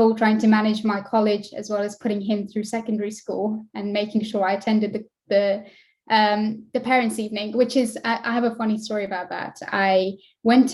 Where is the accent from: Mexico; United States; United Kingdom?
United Kingdom; West Midlands; I am from West Midlands in the UK, in England